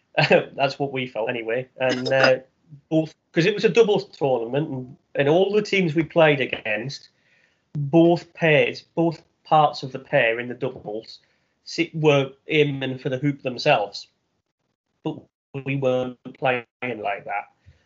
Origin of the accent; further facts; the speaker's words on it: North East England, United Kingdom; First memory of PE in the Northeast, quite simply, is cold.